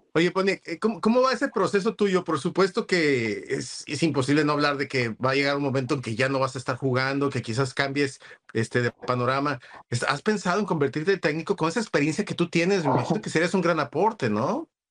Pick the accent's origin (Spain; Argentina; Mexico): Mexico; Como mexicanos